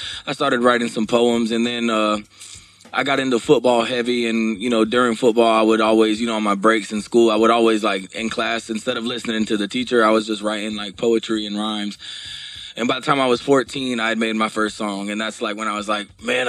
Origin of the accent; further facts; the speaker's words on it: Baton Rouge, Louisiana, United States; born there; I was born in Baton Rouge, Louisiana.